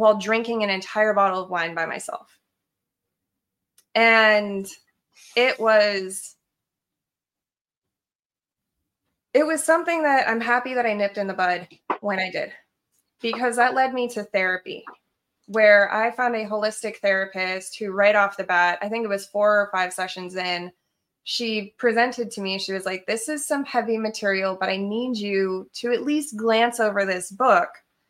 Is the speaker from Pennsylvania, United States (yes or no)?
no; Colorado, United States; also born or lived in Idaho; I had actually hitchhiked from Idaho to Colorado at 15 to go back to my hometown